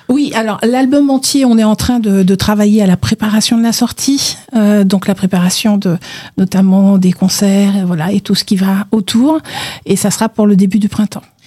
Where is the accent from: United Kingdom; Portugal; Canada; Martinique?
Martinique; je viens de la Caraïbe, je viens de Martinique